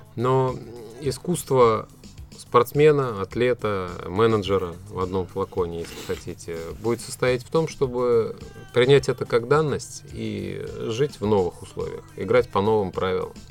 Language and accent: Russian; Tatarstan, Russia; то, чем славится наш регион, наша республика